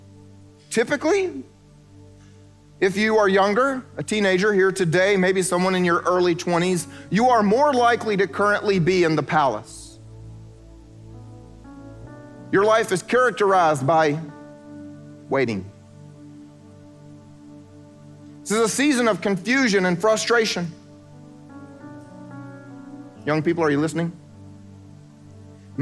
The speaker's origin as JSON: {"language": "English", "region": "South Carolina", "country": "United States", "moved": "as an adult", "said": "I'm from South Carolina, so that means I went home to Redneckville"}